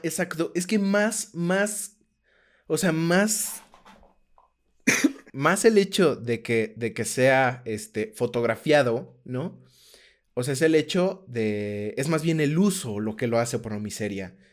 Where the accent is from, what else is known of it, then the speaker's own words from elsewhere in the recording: Aguascalientes, Mexico; primero soy de Aguascalientes, este, eh, como que, o sea, como que así crecí, ¿no?